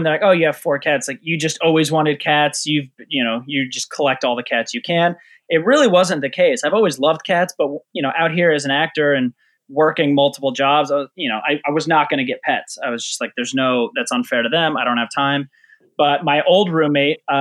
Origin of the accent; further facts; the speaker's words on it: right outside of Boulder, Colorado, United States; I grew up in, right outside of Boulder, Colorado